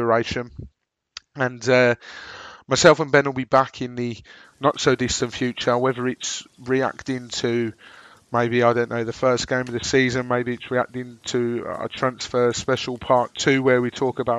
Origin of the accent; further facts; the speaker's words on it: Birmingham, West Midlands, United Kingdom; accent: Brummy; my droning Brummy accent